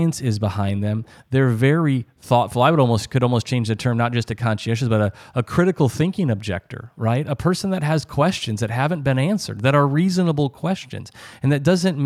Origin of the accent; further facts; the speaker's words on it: United States; as an American